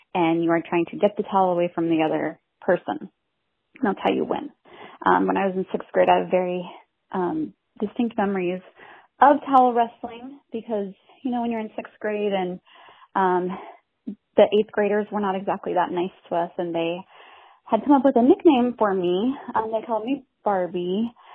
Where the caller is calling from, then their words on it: Houston, Texas, United States; also born or lived in Iowa; I'm calling from Houston.